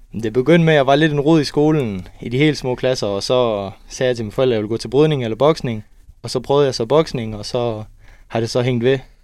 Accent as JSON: {"language": "Danish", "town": "Kolding", "region": "Southern Denmark", "country": "Denmark", "said": "Jeg er en dreng fra Kolding, som lige har købt hus, 21 år gammel"}